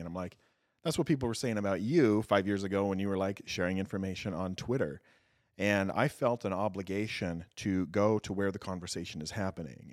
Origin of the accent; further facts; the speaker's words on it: Southeast Idaho, United States; moved away as an adult; I am an Idaho native. I grew up in Southeast Idaho.